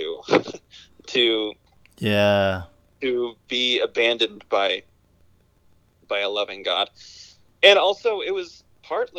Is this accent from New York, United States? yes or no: no; Kansas, United States; I wanted to get out of Kansas.